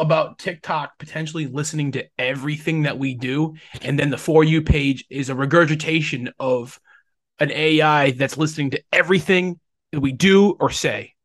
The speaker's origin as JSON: {"language": "English", "region": "Rhode Island", "country": "United States", "said": "I am from Rhode"}